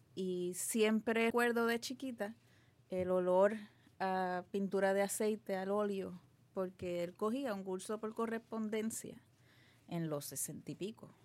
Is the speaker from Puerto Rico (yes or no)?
yes; Guaynabo, Puerto Rico; also born or lived in Santurce; nací en Santurce, pero me crié en Guaynabo casi toda, toda mi vida